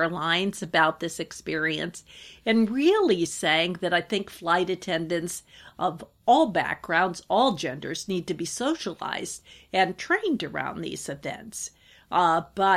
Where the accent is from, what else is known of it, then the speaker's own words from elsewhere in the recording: northern Wisconsin, United States; I grew up in the Midwest, actually in northern Wisconsin